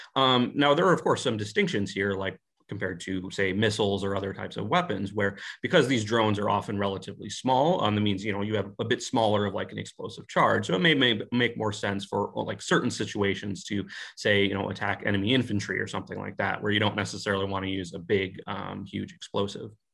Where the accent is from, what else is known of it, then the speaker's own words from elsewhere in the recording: United States; being an American